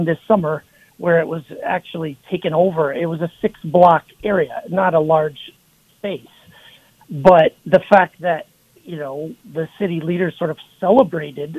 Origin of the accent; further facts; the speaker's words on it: Twin Cities, Minnesota, United States; moved away as an adult; also born or lived in Los Angeles; now in Seattle, United States; I was born and raised in the Twin Cities